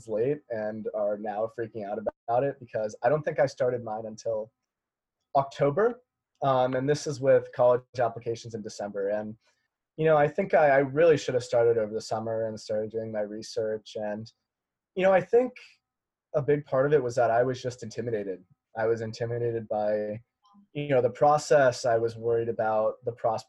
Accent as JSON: {"language": "English", "town": "Las Vegas", "region": "Nevada", "country": "United States", "moved": "yes", "said": "I'm from Las Vegas, Nevada"}